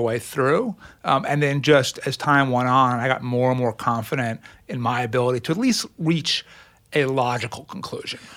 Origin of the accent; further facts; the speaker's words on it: Lawrence, New York, United States; also born or lived in Brooklyn, New York; I grew up in, in Brooklyn and then on Long Island